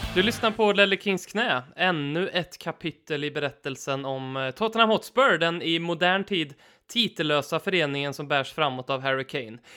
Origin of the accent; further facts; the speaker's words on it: Karlstad, Värmland, Sweden; min gamla hemmaarena där jag spelade för Norrstrands IF som är Karlstads Arsenal.